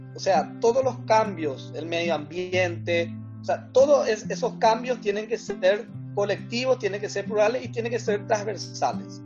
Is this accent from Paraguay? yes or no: yes; Asunción, Paraguay; de Asunción, del Paraguay